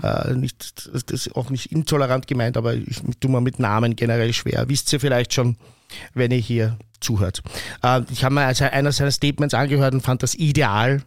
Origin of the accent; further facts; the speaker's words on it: Vienna, Austria; ich bin aus Wien, aber ich habe aus meiner Schulzeit keinen Freund mehr aus meiner Klasse